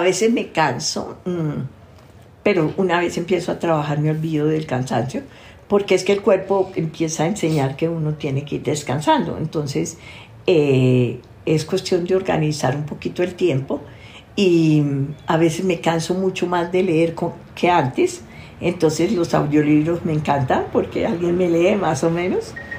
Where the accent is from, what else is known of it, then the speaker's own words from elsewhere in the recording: Tolima, Colombia; soy tolimense, enraizada con santanderiano y paisa